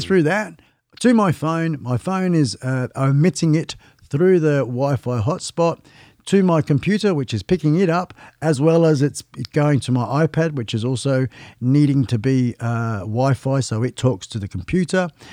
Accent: Western Australia, Australia; I'm West Australian. Um, been living in this state for, oh gosh, about thirty years.

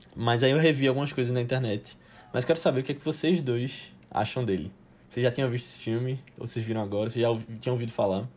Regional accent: Brazil; nós somos brasileiros falando aqui

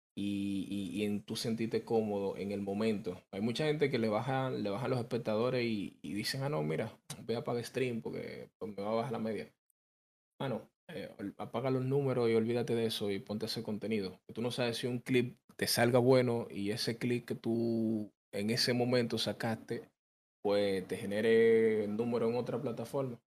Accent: Dominican Republic

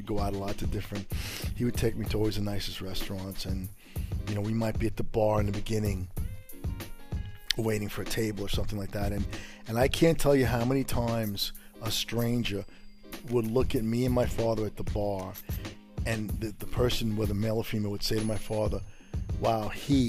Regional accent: New York City, New York, United States; also born or lived in Milan, Italy; I grew up good in Brooklyn. I mean, I was lucky. You know, my adoptive father was an attorney, did very well for himself. We lived in an exclusive Jewish neighborhood

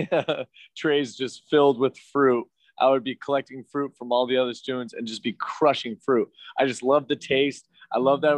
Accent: Beaverton, Oregon, United States; moved away as an adult; also born or lived in Portland, Oregon; now in Los Angeles, United States; So I grew up in Beaverton, Oregon. And was there until, let's see here, about 7 years ago.

